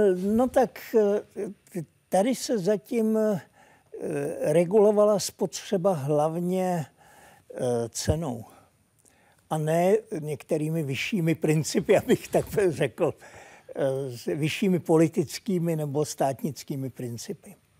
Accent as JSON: {"language": "Czech", "country": "Czechia", "also_born_or_lived": "Prague", "moved": "as an adult", "lives_now": "Sweden"}